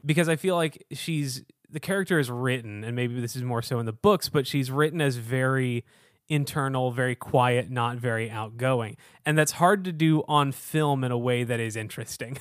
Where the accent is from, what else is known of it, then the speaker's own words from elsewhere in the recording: Houston, Texas, United States; now in Chicago, United States; I was born and raised in Houston, Texas, a very hot part of the country